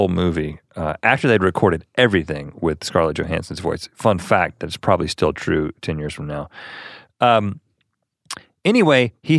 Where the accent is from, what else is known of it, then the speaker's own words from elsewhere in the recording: North Carolina, United States; I used to understand that as flicking the bird growing up in North Carolina as a child.